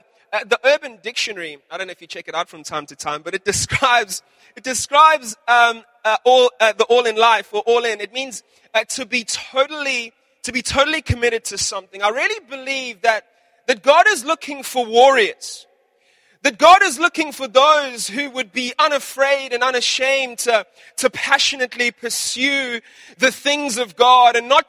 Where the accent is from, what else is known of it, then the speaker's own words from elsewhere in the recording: South Africa; When I was growing up in South Africa